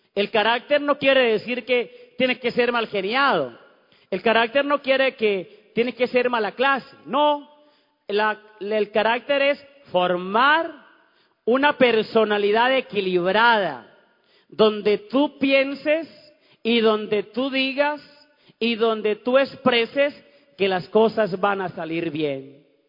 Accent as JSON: {"language": "Spanish", "town": "Ocaña", "region": "Norte de Santander", "country": "Colombia", "tie": "born or raised there", "moved": "yes", "said": "cuando fui a mi pueblo, allá en Ocaña, en Santander"}